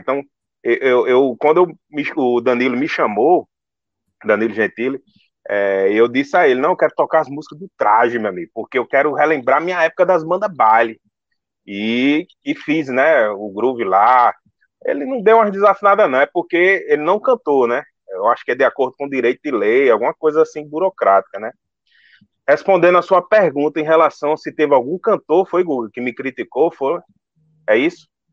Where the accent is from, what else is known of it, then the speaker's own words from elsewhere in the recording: Northeast Region, Brazil; eu sou nordestino